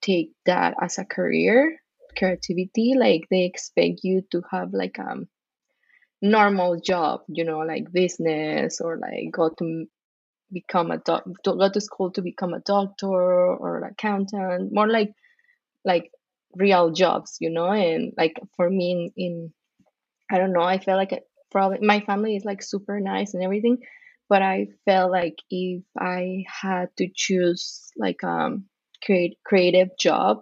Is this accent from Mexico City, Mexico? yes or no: yes; Mexico City, Mexico; moved away as an adult; now in Las Vegas, United States; I'm originally from Mexico City, but I've been living in Las Vegas for almost 16 years now